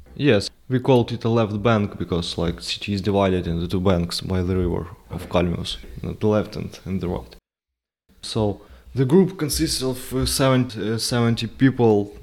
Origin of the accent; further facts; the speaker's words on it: Ukraine; I went back to my hometown, stayed there for several months